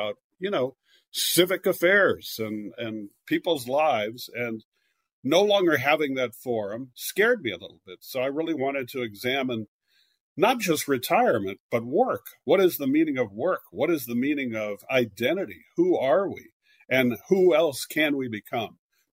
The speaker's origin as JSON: {"language": "English", "region": "California", "country": "United States", "also_born_or_lived": "Philadelphia / New York", "moved": "yes", "said": "I'm from California originally, but I lived in Philadelphia for many years and then New York. I'm back in California now"}